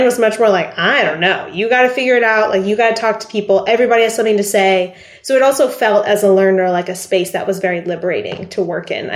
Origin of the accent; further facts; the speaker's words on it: Arkansas, United States; also born or lived in Lebanon; I grew up in Arkansas